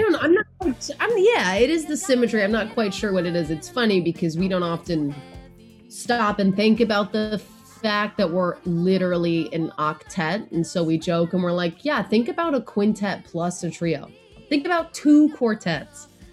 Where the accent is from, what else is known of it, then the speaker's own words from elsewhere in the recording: Connecticut, United States; now in Brooklyn, United States; I'm also from Connecticut